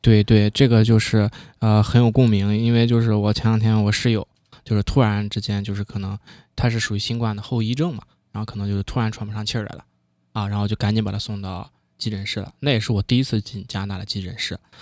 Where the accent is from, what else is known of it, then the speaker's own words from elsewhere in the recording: China; now in Toronto, Canada; 我们中国人